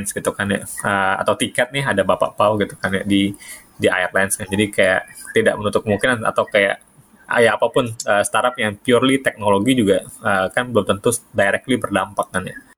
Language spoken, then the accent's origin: Indonesian; South Sumatra, Indonesia; Di tengah-tengah antara Kayu Agung dan Palembang sebenarnya kampung gua.